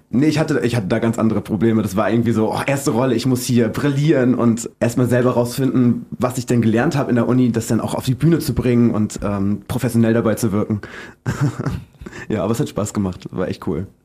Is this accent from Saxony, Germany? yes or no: no; Rostock, Mecklenburg-Vorpommern, Germany; moved away as an adult; now in Berlin, Germany; Nee, ich wohne jetzt ähm, seit zehn Jahren in Berlin. Ich komme eigentlich aus Rostock.